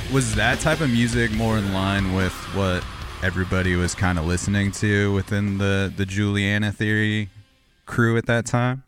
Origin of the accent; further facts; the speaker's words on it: Corona, California, United States; now in Portland, United States; I grew up in Corona, California